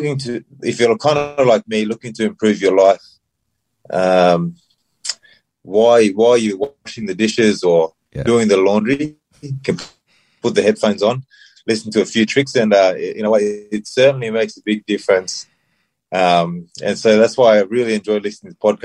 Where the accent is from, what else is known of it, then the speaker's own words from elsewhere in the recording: Tubusereia Village, near Port Moresby, Central Province, Papua New Guinea; moved away; I'm from Tubusera Village, which is half an hour from Port Moresby. I grew up in the village. I lived there for 12 years.